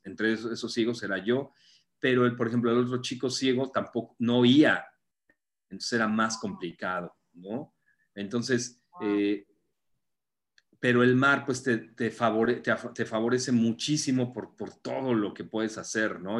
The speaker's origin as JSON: {"language": "Spanish", "region": "Mexico City", "country": "Mexico", "moved": "as an adult", "lives_now": "Playa del Carmen, Mexico", "said": "Yo soy de la Ciudad de México"}